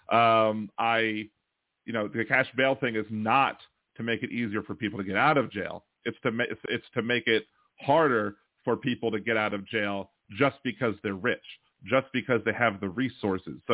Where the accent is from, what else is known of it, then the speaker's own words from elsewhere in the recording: Maryland, United States; So yeah, Maryland's, I'm from Maryland.